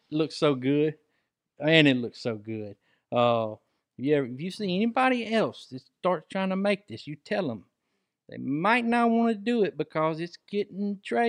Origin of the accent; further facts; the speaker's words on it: Mississippi Delta, United States; I'm from the Delta, man.